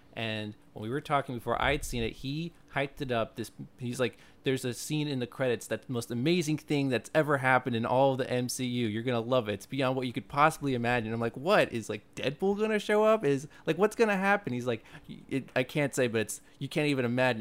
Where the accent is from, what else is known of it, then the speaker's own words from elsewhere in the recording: New York City, New York, United States; as a New Yorker